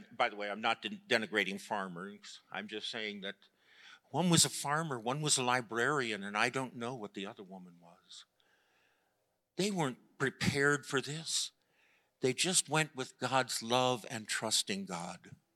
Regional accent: Chicago, Illinois, United States; I grew up in Chicago

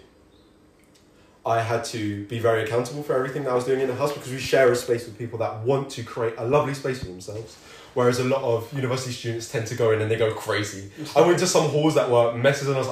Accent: London, United Kingdom; moved away as an adult; also born or lived in Manchester; I am from London

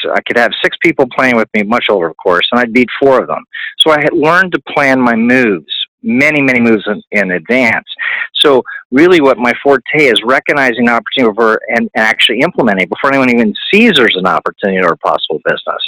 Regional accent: New Canaan, Connecticut, United States; moved away as an adult; also born or lived in Virginia / Florida / Arizona; now in Southern California, United States; I ended up growing up in New Canaan, Connecticut, very corporate family

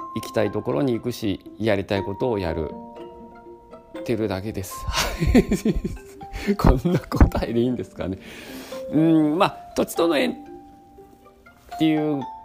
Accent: Kanto, Japan; now in Nagoya, Japan; 出身は関東でそして今ねこの名古屋で住んでお店も開業しております

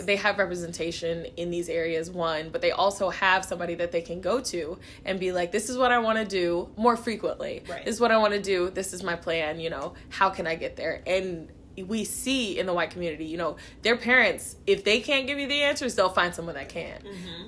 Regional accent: Kansas City, Missouri, United States; I'm from Kansas City, Missouri. Um, I was born in Kansas City, Kansas

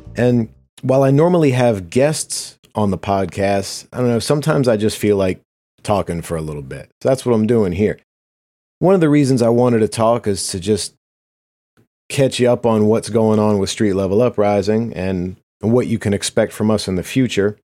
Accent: United States; as an American, especially as white Americans

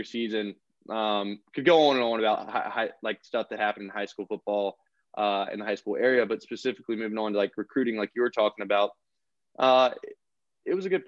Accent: Alabama, United States; growing up in Alabama

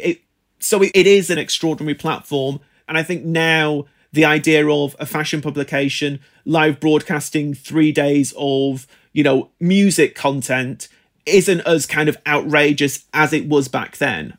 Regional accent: United Kingdom; I grew up in Britain in the nineteen nineties

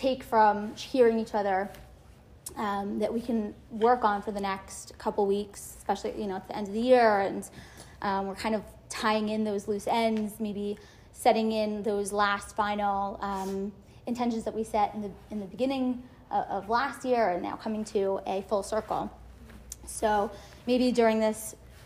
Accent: Great Neck, New York, United States; also born or lived in Lower East Side, New York City; now in New York City, United States; I'm from Great Neck. I live on the Lower East Side

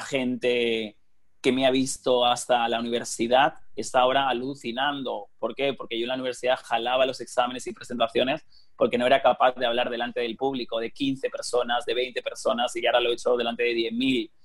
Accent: Elche, Valencian Community, Spain; moved away as an adult; Valencia y está Alicante y Elche, que es de donde yo soy

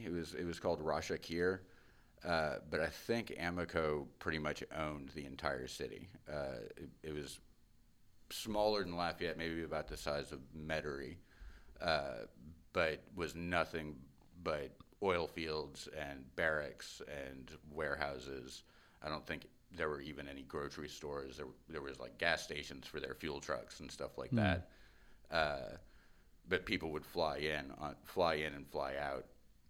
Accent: Cairo, Cairo Governorate, Egypt; also born or lived in London; So I was born in London. And then I want to say by the time I was 8 months old, we were on a plane to Cairo. And lived in Cairo

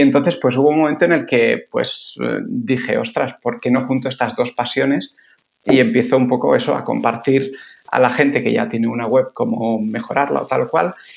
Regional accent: San Sebastián, Basque Country, Spain; moved away as an adult; also born or lived in Bilbao / Italy; now in Barcelona, Spain; yo soy de Donosti, pero bueno, muy bastante rápido me fui a, Bilbo a hacer la carrera de biología y luego me tiré 11 años en Barcelona

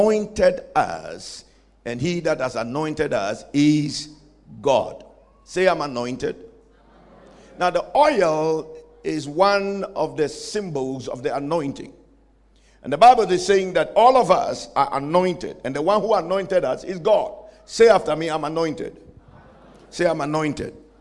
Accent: Ghana; I come from Ghana.

